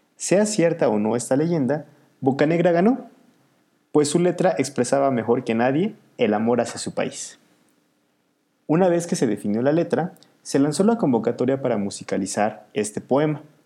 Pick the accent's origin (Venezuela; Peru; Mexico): Mexico; a mí como mexicano